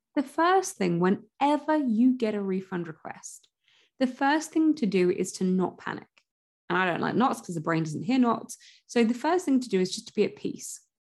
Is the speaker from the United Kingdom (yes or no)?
yes; United Kingdom; I'm British